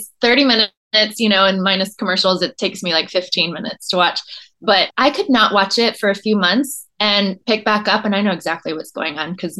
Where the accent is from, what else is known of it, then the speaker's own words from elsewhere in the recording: Dallas, Texas, United States; now in San Antonio, United States; I'm a city girl. I grew up in Dallas, and now I'm in San Antonio